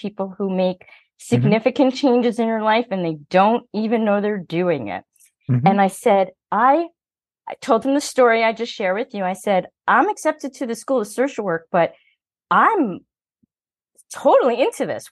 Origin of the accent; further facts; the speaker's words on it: New York City, New York, United States; I'm from Queens